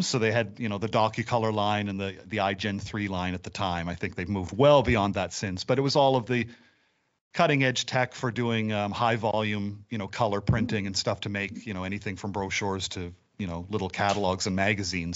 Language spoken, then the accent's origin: English; Nova Scotia, Canada; I've been born and raised in Nova Scotia, lived here all my life